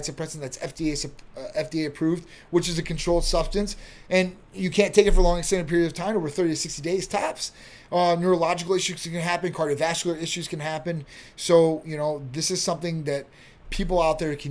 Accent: Chicago, Illinois, United States; moved away; I'm from Chicago area.

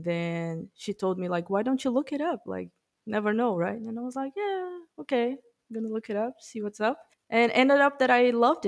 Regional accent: Brazil; English is a second language; moved away as an adult; now in New Zealand; I'm from Brazil originally. I'm just in New Zealand for 10 months

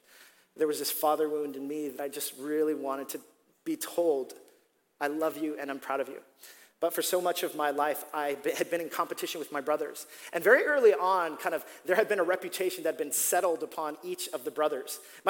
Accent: Staten Island, New York, United States; I'm from Staten Island. I'm like, no one ever chooses me.

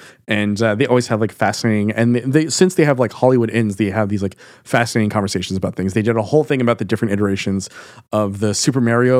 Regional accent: Montreal, Quebec, Canada; we're both from Montreal, right?

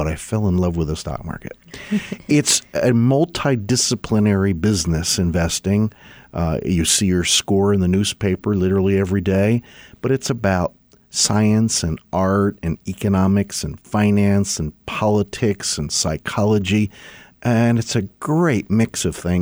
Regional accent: Pennsylvania, United States; I grew up in Pennsylvania.

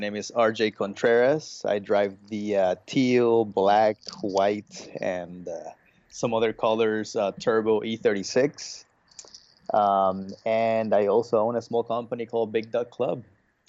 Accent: Bolivia; also born or lived in Brazil; I was born in Brazil, but I was raised in Bolivia. So, and in Bolivia, motocross is pretty huge.

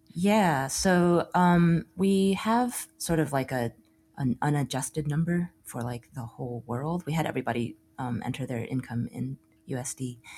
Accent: Austin, Texas, United States; also born or lived in Chicago; now in Brooklyn, United States; born and raised in Austin

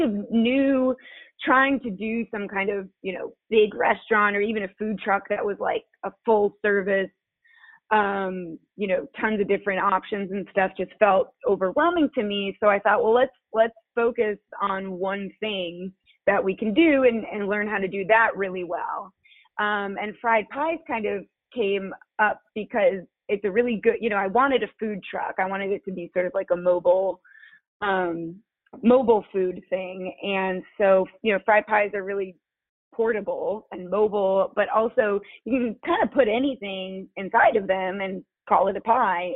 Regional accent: Chicago, Illinois, United States; also born or lived in Kentucky; now in Knoxville, United States; I'm originally from Chicago, but I moved to Knoxville actually from Kentucky.

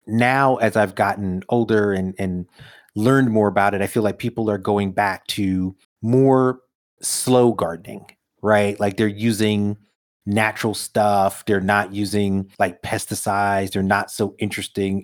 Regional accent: New York City, New York, United States; I grew up in Brooklyn, no gardens

